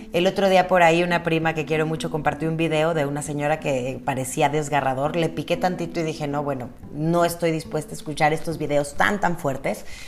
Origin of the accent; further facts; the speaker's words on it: Mexico; Obviamente hay cosas que nos preocupan como mexicanos.